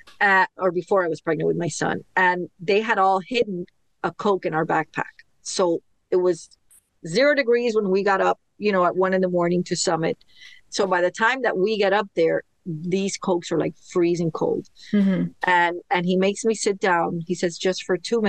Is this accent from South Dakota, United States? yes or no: no; Miami, Florida, United States; Born and raised in Miami